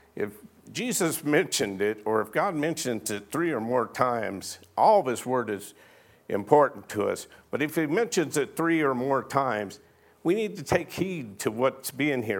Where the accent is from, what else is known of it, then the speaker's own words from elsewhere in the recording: Arizona, United States; I was born and raised in Arizona, and I can remember as a little boy down here in McNeil being out playing